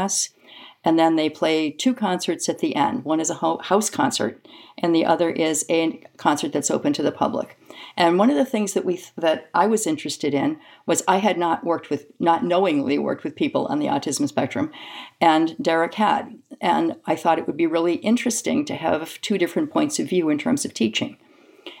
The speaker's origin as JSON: {"language": "English", "town": "Lowell", "region": "Massachusetts", "country": "United States", "moved": "as an adult", "lives_now": "Michigan, United States", "said": "I'm originally from the East Coast, from Lowell, Massachusetts"}